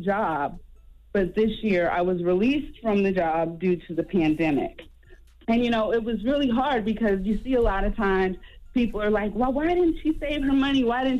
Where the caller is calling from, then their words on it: Beaufort, South Carolina, United States; Well, first of all, I'm calling from Beaufort, South Carolina.